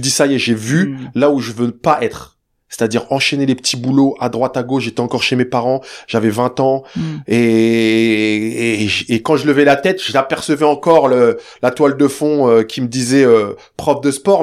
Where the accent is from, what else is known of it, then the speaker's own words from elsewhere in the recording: Saint-Cyr-l'École, Île-de-France, France; also born or lived in Le Chesnay, Yvelines; ensuite, on déménage euh, quand je suis très jeune dans la ville de Saint-Cyr, pas loin de Versailles, petite cité HLM.